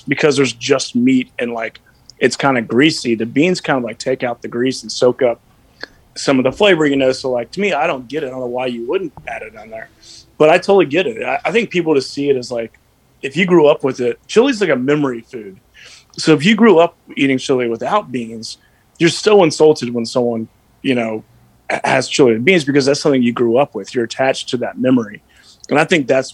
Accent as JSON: {"language": "English", "region": "Texas", "country": "United States", "tie": "born or raised there", "said": "my dad's from Minnesota, my mom's from Washington State. They moved here in the 70s. I was born in Texas"}